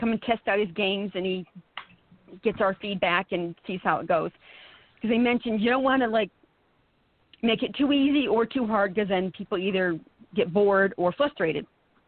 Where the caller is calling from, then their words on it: Saranac Lake, New York, United States; From Saranac Lake.